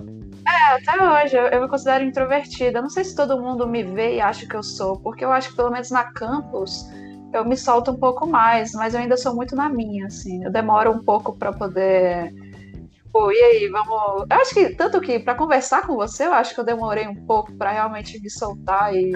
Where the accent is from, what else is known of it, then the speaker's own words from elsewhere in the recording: Brasília, Federal District, Brazil; sou daqui de Brasília, do Cerradão